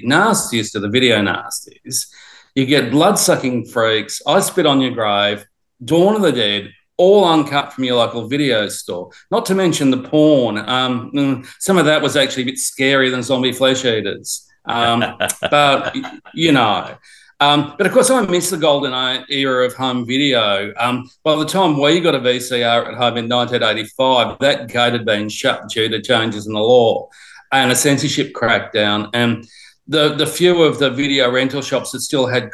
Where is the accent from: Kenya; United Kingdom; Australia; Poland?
Australia; growing up in Australia